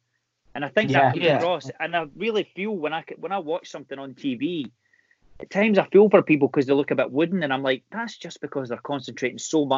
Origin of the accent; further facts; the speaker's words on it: Scotland, United Kingdom; accent: Scottish; people know I'm Scottish